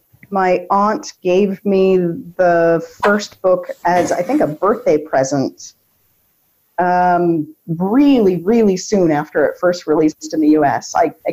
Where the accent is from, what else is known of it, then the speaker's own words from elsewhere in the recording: Seattle, Washington, United States; now in Germany; I may live in Germany, but I'm from Seattle.